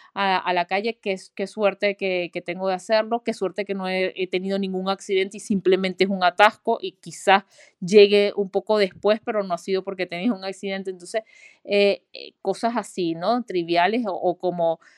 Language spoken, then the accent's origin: Spanish; Venezuela; moved away as an adult; yo vengo de Venezuela